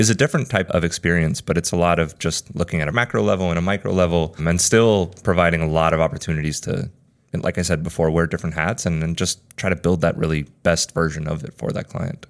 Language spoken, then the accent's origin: English; United States; moved away as an adult; also born or lived in Spain; now in New York, United States; I grew up in the States. Essentially from six to eighteen, I lived here for like ten or eleven years